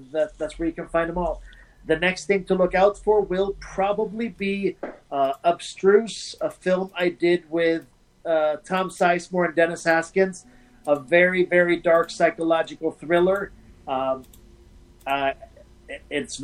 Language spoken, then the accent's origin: English; Malmö, Skåne, Sweden; moved away as an adult; now in United States; my hometown, which is Malmo, which is right across from Copenhagen